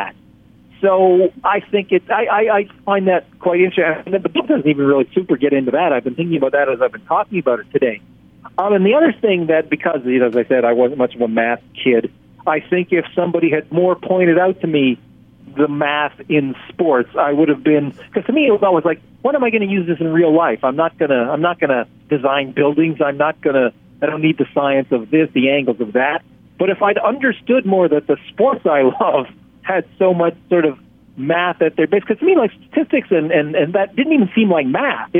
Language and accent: English; Canada; I'm from Canada